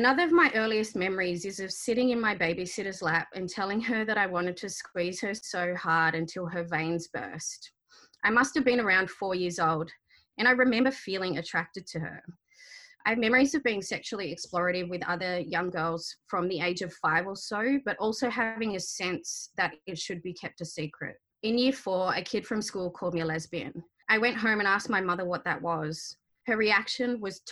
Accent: Sydney, New South Wales, Australia; first language Arabic; So I was born in May of 1980 on Gadigal land, the first child of Egyptian migrants.

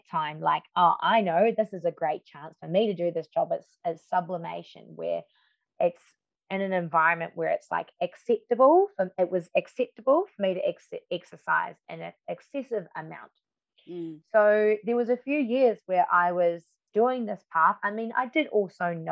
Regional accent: New Zealand; now in Melbourne, Australia; And then when I moved to Melbourne from New Zealand to study dance and musical theatre, um, I did.

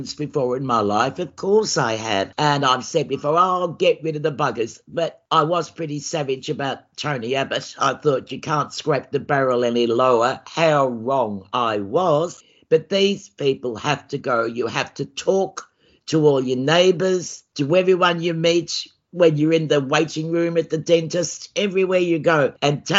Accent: Australia; I'm just an Australian

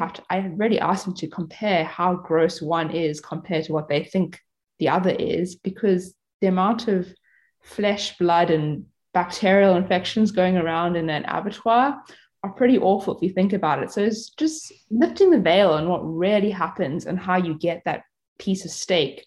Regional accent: South Africa; I was brought up in South Africa.

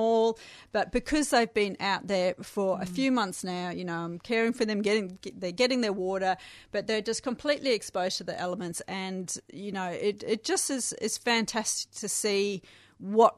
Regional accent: South Africa; moved away; I grew up in South Africa

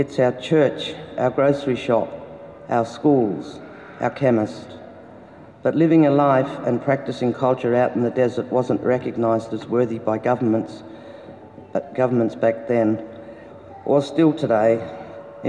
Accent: Koonibba Aboriginal Mission, near Ceduna, South Australia, Australia; I was born on Kuniba Aboriginal Mission in 1951. The mission is about 40 kilometres west of Ceduna in South Australia. I now live just out of Ceduna with my husband

